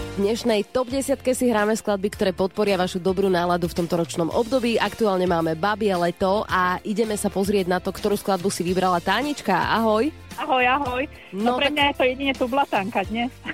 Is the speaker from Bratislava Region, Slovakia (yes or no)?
yes; Bratislava, Bratislava Region, Slovakia; my sme rodení Bratislavčania, aj Maťo, aj ja